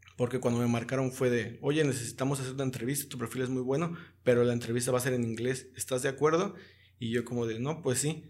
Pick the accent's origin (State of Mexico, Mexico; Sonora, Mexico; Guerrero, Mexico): Guerrero, Mexico; Zihuatanejo; como somos de Cihuatanejo